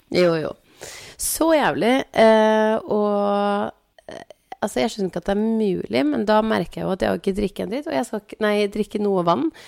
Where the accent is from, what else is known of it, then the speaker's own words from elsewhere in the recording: Biri, Innlandet, Norway; jeg er fra Biri